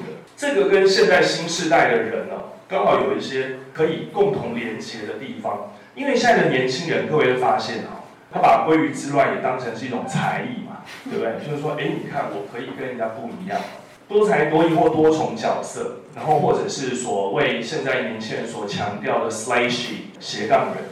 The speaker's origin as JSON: {"language": "Chinese", "country": "Taiwan"}